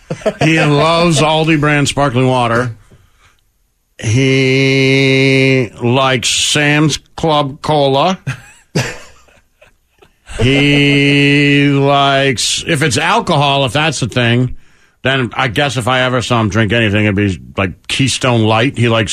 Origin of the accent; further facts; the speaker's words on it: Canada; I'm Canadian.